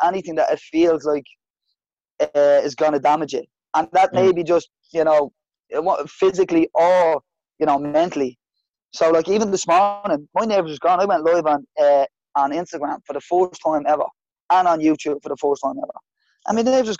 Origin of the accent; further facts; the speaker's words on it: Dublin, Leinster, Ireland; I'm from Ballymun